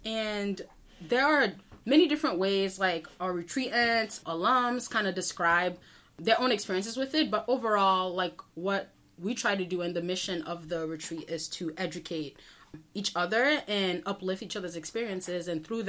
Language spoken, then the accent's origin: English; Port-au-Prince, Ouest, Haiti; now in Brockton, United States; I'm originally from Port-au-Prince, Haiti in Brockton, Massachusetts.